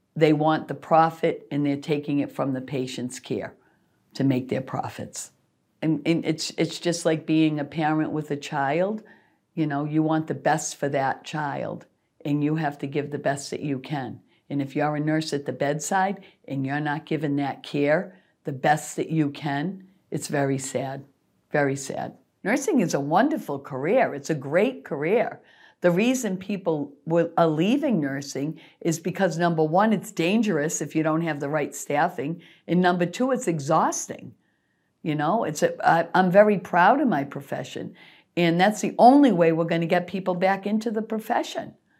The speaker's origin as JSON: {"language": "English", "town": "Worcester", "region": "Massachusetts", "country": "United States", "tie": "born or raised there"}